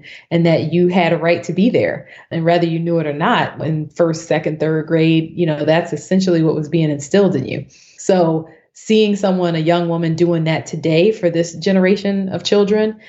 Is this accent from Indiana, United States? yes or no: no; Neptune, New Jersey, United States; I'm a Jersey girl. So I grew up in Neptune, New Jersey, which is a town on the Jersey Shore.